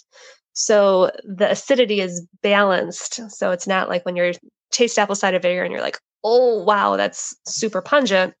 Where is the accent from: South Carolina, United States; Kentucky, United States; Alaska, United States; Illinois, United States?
Illinois, United States; Chicago; moved away as an adult; now in San Diego, United States; I grew up in Chicago, but I've been out here in San Diego for just about the past 10 years